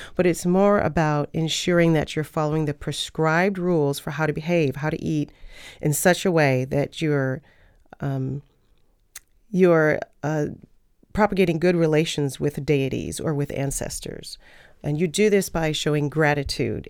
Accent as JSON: {"language": "English", "country": "United States", "said": "I'm from the United States"}